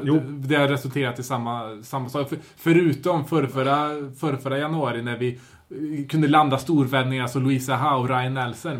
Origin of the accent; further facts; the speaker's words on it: Sweden; som svensk